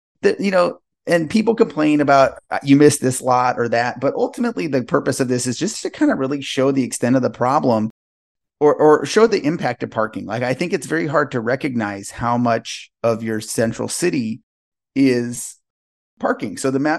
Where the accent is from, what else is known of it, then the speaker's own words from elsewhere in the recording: Los Angeles, California, United States; now in Portland, United States; I'm from Los Angeles, so I would go down for Thanksgiving